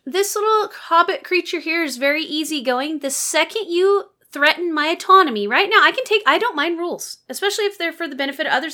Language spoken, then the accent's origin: English; Pacific Northwest, United States; you and I grew up in the Pacific Northwest